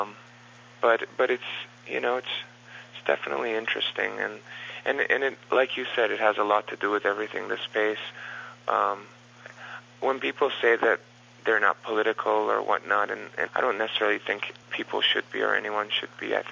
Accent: Los Angeles, California, United States; growing up in Los Angeles

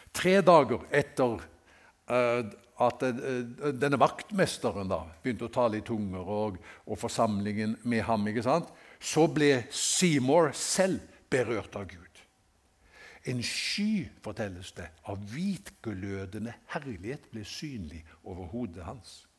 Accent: Haugesund, Rogaland, Norway; i Haugesund, hjembyen min

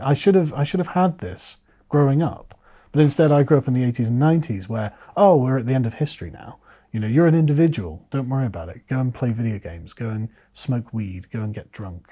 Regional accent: England, United Kingdom; as an Englishman

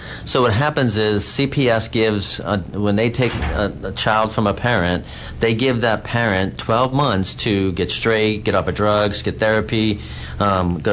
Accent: New Orleans, Louisiana, United States; now in Texas, United States; My sister lives here as well. We're from New Orleans

